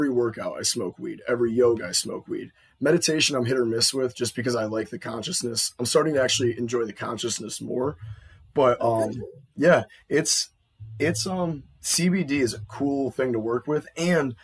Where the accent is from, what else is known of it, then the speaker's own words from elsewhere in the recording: Buffalo, New York, United States; we're from Buffalo